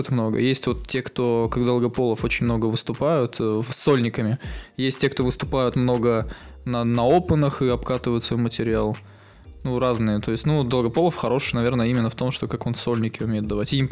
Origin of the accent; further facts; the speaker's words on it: Yekaterinburg, Sverdlovsk Oblast, Russia; мы с Урала